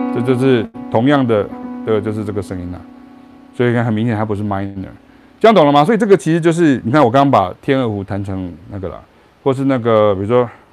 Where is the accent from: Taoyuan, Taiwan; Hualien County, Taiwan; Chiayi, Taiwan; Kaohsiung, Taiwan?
Chiayi, Taiwan; moved away; also born or lived in Taichung, Taiwan; 我是嘉义人，然后我后来搬到台中，我爸搬到台中，我就搬到台中